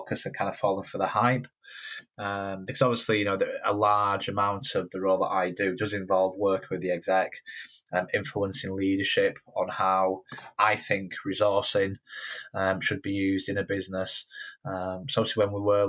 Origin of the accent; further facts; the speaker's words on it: Yorkshire and the Humber, United Kingdom; growing up in Yorkshire